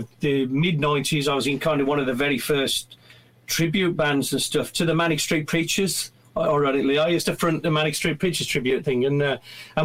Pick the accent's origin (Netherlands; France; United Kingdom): United Kingdom; Midlands; also born or lived in Worcestershire / North London; now in London, United Kingdom; I'd moved out from the Midlands anyway. I'd moved out to Worcestershire